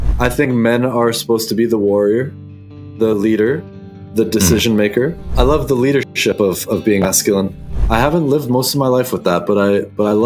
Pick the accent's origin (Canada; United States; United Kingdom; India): Canada; south of Vancouver, southwest British Columbia; I grew up in the southwest corner of British Columbia, down just south of Vancouver.